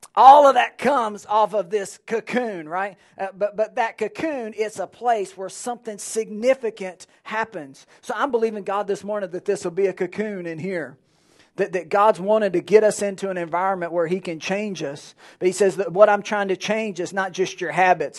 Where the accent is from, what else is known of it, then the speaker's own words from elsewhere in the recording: Alexandria, Louisiana, United States; now in Lake Charles, United States; I grew up in Alexandria